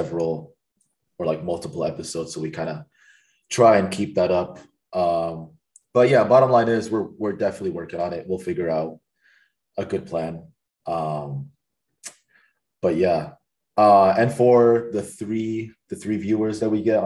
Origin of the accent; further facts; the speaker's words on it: West Lafayette, Indiana, United States; moved away; I am from West Lafayette, so it's like not much happens there